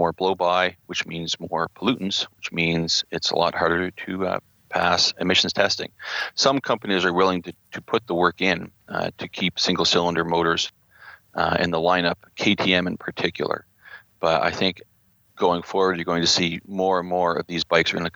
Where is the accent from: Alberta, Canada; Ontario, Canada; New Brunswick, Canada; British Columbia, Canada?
New Brunswick, Canada; I'm from New Brunswick in the east coast of Canada